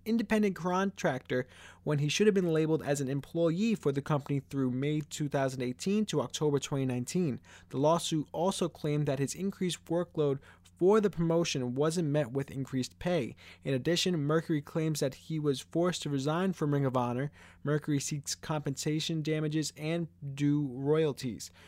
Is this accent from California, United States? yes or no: no; New York, United States; I'm from New York and I'm currently in New York.